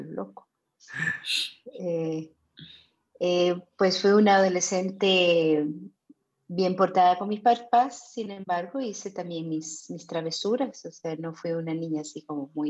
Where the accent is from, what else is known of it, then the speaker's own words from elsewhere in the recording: London, United Kingdom; born there; also born or lived in Germany / Vienna, Austria / Rio de Janeiro, Brazil; yo nací en Londres, en el barrio de Chelsea, así que soy una Chelsea girl.